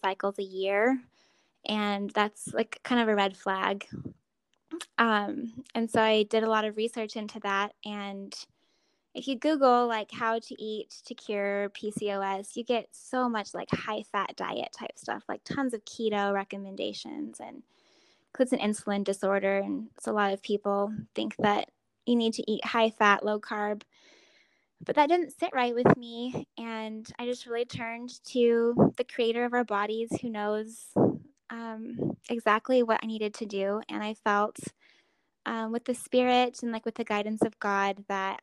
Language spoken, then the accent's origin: English; Arizona, United States; I grew up in Arizona, and I have 6 siblings